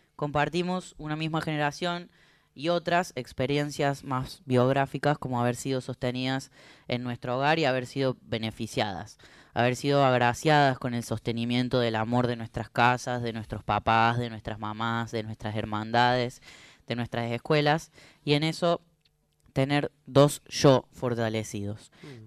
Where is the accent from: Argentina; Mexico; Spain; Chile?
Argentina; Córdoba; ahí en Río Cuarto, en mi país de Córdoba